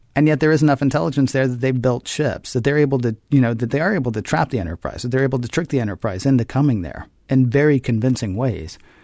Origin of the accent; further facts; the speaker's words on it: the South, United States; growing up in the South as a kid